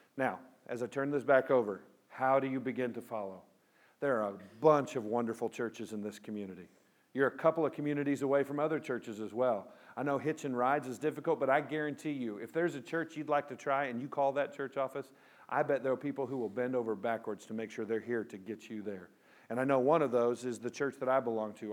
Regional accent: Pico Rivera, California, United States; moved away; I grew up in Southern California. I was born in Los Angeles, Pico Rivera

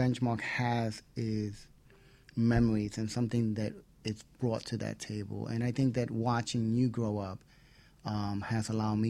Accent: New York City, New York, United States; also born or lived in Queens; I'm from the Bronx

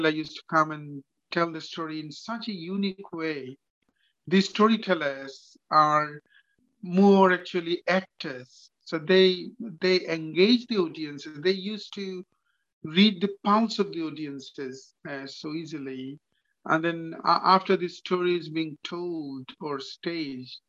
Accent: Bangladesh; moved away; I was born and grown up in Bangladesh. So like any other child, actually I was grown up in a village

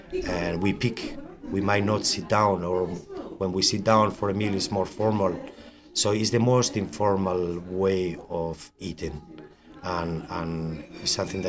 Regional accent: Vitoria-Gasteiz, Basque Country, Spain; moved away as an adult; now in County Kerry, Ireland; I'm from Vitoria, the capital of the Basque country.

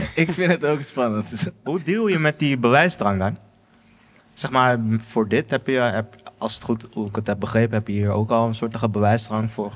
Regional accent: Amsterdam, North Holland, Netherlands; ik kom uit de Bijlmer, ja. Ik kom uit de Bijlmer.

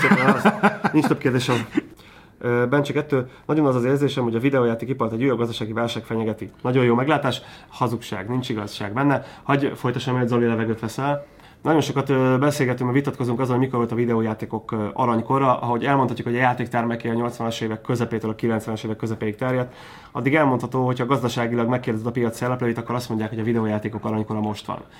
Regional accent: Hungary

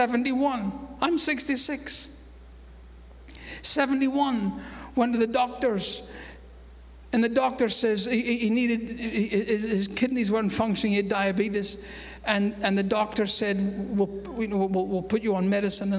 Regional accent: Scotland, United Kingdom; moved away as an adult; now in United States; I might have been born in Scotland

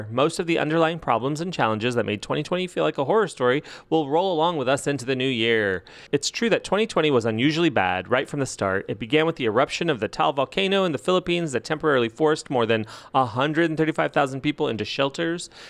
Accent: California, United States; devastating fires burned over 4 million acres in my home state, California.

